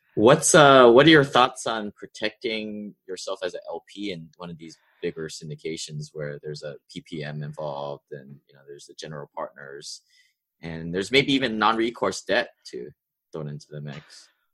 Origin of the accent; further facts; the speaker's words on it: Hawaii, United States; me growing up in Hawaii, of all places, there's a big wealth divide here